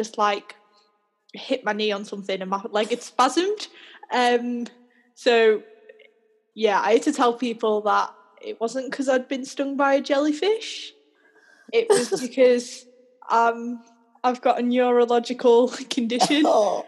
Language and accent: English; Manchester, North West England, United Kingdom; now in Leeds, United Kingdom; I'm from Manchester. I don't know if you can tell, but I'm living in Leeds now. So I'm starting to pick up on a Yorkshire accent.